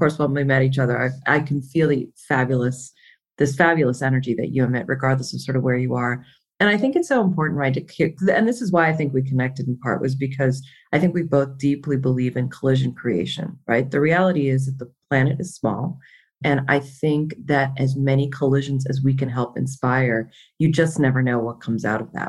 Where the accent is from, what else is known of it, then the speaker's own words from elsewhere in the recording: Miami, Florida, United States; first language Konkani; now in Las Vegas, United States; I hail from Miami. So I was born and raised there, but I'm ethnically Indian